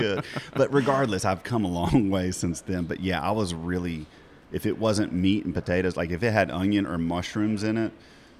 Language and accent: English; Decatur, Georgia, United States; I grew up in Decatur